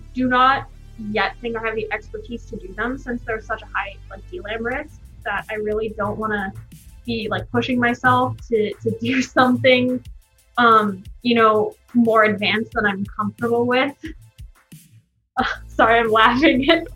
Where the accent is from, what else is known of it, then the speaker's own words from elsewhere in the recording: Bay Area, California, United States; moved away; I grew up in the Bay Area